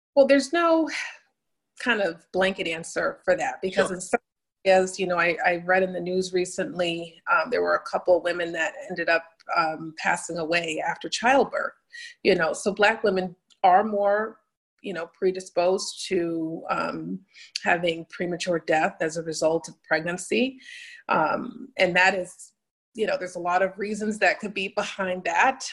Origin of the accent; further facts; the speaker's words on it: New Haven, Connecticut, United States; I'm originally from Connecticut, uh, New Haven, Connecticut, where I grew up.